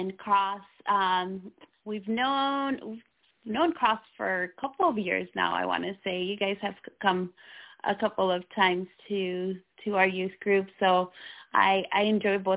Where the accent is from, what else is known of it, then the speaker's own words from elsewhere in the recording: Nicaragua; moved away; I was born in Central America, so Nicaragua, where Catholicism is the religion of dominance in my country